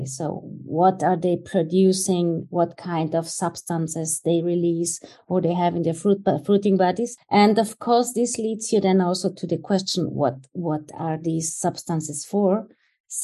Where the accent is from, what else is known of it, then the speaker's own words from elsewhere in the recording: near Innsbruck, Tyrol, Austria; the University of Innsbruck, which is close to my hometown where I grew up